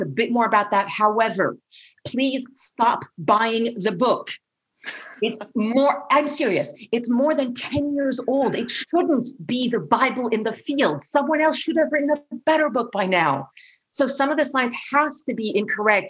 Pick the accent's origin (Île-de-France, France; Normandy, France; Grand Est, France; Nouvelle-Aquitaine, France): Île-de-France, France; Paris; growing up in Paris